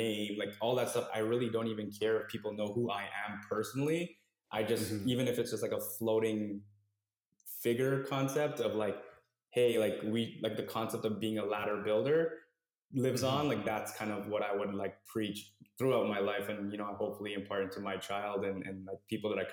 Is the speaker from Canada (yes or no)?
yes; Toronto, Ontario, Canada; I grew up in Scarborough